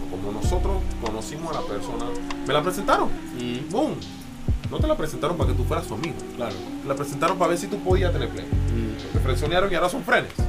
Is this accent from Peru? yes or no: no; Panama